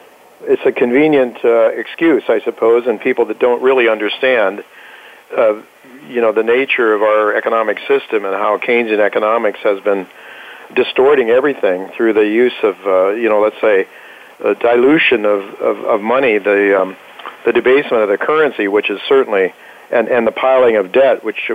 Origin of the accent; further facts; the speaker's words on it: Ohio, United States; people that made a decent salary like those I grew up with in Ohio and the Midwest in the 1960s and even 1970s